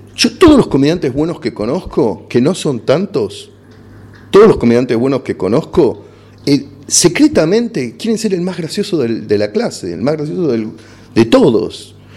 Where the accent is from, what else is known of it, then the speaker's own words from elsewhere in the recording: Argentina; accent: Argentine; also born or lived in Los Angeles; mi acento pedorro argentino